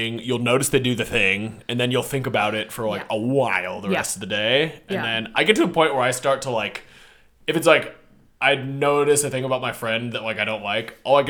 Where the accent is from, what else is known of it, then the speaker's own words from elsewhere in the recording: Seattle, Washington, United States; so I'm from Seattle.